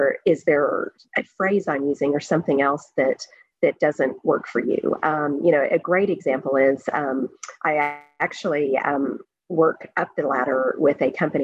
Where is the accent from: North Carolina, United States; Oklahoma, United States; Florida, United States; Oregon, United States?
Oklahoma, United States; moved away as an adult; also born or lived in Singapore; now in New Brunswick, Canada; growing up in Oklahoma